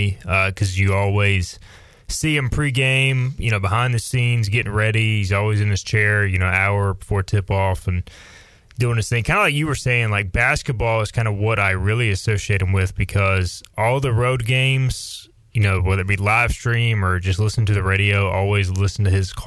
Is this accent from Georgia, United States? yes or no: no; Greenville, North Carolina, United States; growing up in Greenville, parents were huge ECU fans